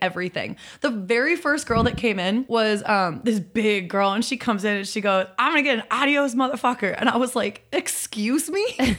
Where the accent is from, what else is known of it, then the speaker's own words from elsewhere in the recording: Chicago, Illinois, United States; moved away as an adult; now in Los Angeles, United States; I'm from Chicago. I've been living in L A for, uh, four years now, coming up on five